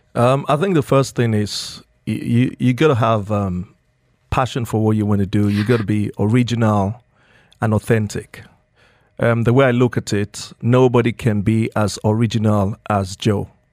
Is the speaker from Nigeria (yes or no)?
yes; Nigeria; moved away as an adult; now in Dubai, United Arab Emirates; I grew up in Nigeria, um, spent my childhood in Nigeria